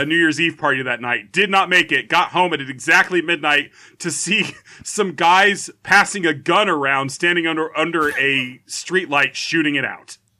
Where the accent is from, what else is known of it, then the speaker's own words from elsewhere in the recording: United States; I'm an American